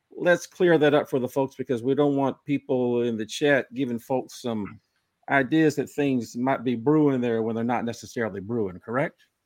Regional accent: Tyler, Texas, United States; also born or lived in Waco, Texas; I'm from East Texas. I'm from Tyler

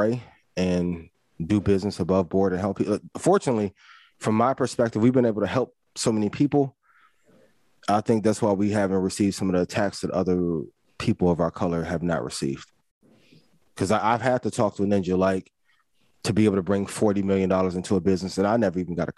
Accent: East Chicago, Indiana, United States; I'm from East Chicago, Indiana. I grew up 5 minutes from Gary, right?

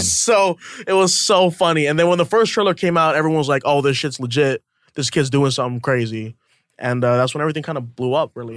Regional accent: Hawaii, United States; moved away as an adult; also born or lived in New York; I'm from Hawaii, you know, for a small town, uh, moved to New York

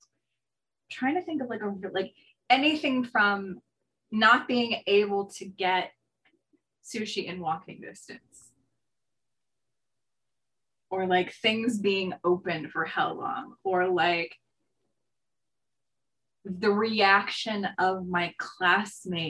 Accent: 45 minutes from New York City, United States; also born or lived in Montreal, Canada / Albany, New York; my hometown. That is 45 minutes from New York City

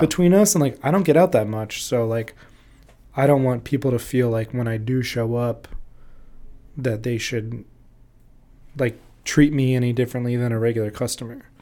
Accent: Orlando, Florida, United States; moved away as an adult; also born or lived in Jackson, Mississippi / New Orleans, Louisiana; now in Chicago, United States; I grew up in Florida in the early two thousands

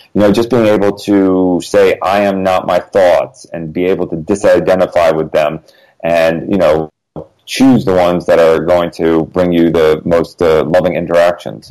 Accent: Connecticut, United States; now in Los Angeles, United States; I grew up in Connecticut

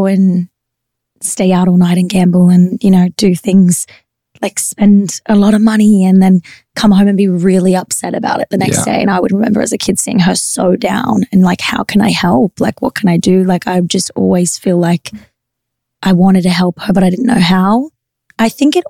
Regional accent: Queensland, Australia; I was from Queensland.

